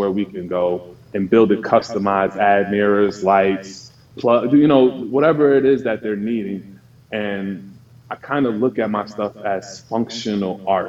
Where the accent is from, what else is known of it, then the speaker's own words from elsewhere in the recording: New Jersey, United States; I'm from New Jersey.